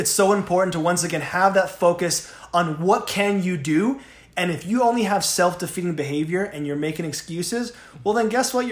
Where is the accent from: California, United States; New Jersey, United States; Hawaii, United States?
California, United States; Southern; now in Utah, United States; I'm from Southern California. Yeah. I moved out here.